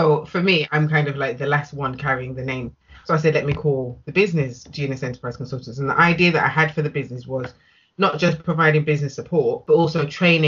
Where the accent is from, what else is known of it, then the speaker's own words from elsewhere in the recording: Nottingham, East Midlands, United Kingdom; moved away as an adult; now in Birmingham, United Kingdom; I'm originally from Nottingham